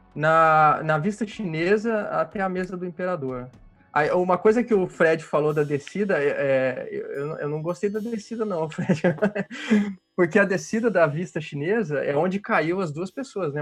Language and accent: Portuguese; interior of Paraná, Brazil; now in Rio de Janeiro, Brazil; eu sou do Paraná, do interior do Paraná, e mudei para o Rio